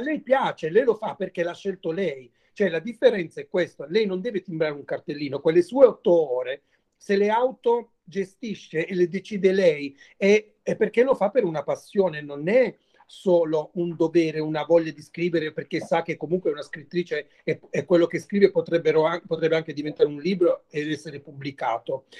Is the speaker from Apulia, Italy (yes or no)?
yes; Mola di Bari, Apulia, Italy; il mio paese, da dove vengo io, che si chiama Molla di Bari, è un paese a sud di Bari